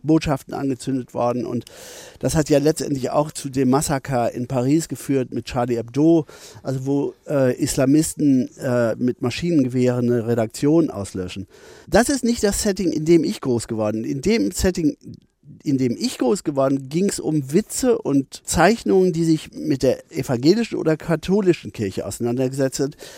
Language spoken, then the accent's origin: German; Bielefeld, North Rhine-Westphalia, Germany; ich bin nicht direkt in Bielefeld groß geworden, sondern auf dem Dorf bei Bielefeld, das heißt Thesen